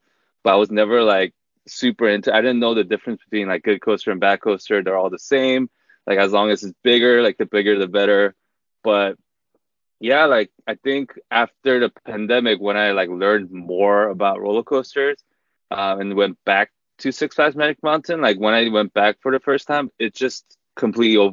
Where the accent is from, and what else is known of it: Los Angeles, California, United States; born or raised there; also born or lived in South Korea